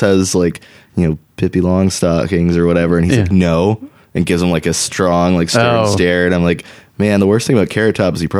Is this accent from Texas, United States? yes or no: yes; Texas, United States